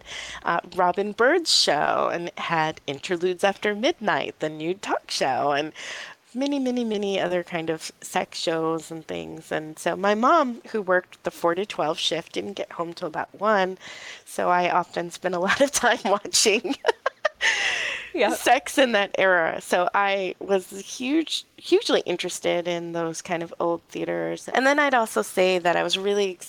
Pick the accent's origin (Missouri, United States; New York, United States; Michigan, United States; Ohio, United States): New York, United States; New York City; I grew up in New York City in the Lower East Side